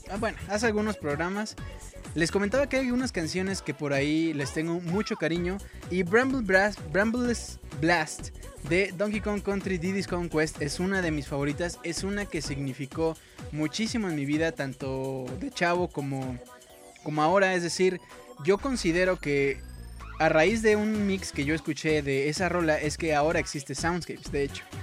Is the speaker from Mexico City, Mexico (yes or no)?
no; Morelos, Mexico; now in Medellín, Colombia; Originalmente soy de Morelos, solo que ahora los mando saludar desde Medellín, Colombia.